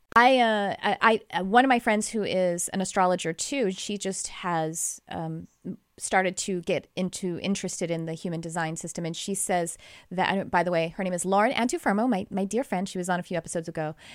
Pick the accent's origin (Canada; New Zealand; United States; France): United States; Texas; accent: Texas; That's my Texas accent coming out.